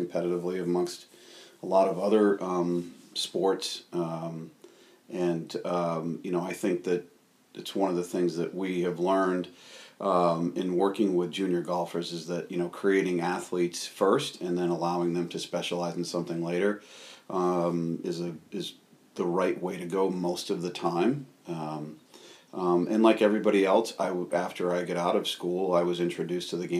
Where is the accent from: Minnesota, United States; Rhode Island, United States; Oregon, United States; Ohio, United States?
Rhode Island, United States; also born or lived in Massachusetts; growing up in Rhode Island